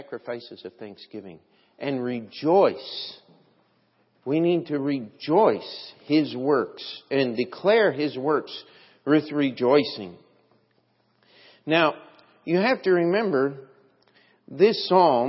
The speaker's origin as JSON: {"language": "English", "country": "United States", "said": "as an American"}